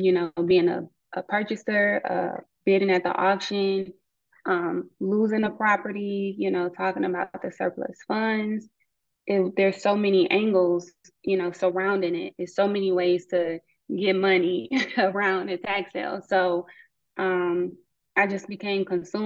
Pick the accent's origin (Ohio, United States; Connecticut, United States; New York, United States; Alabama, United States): Ohio, United States; Cleveland; moved away; I'm from Cleveland, Ohio, originally. And growing up, like, my family always talked about the tax sale